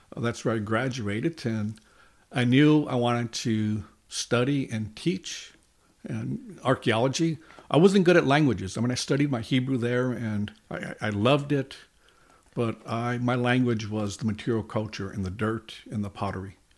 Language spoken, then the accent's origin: English; Los Angeles, California, United States; I grew up in East Los Angeles, California, Hispanic community